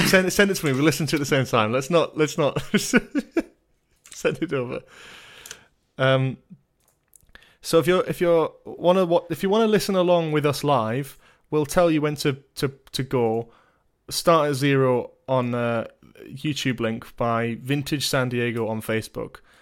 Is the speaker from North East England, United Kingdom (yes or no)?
yes; Newcastle upon Tyne, North East England, United Kingdom; as a Geordie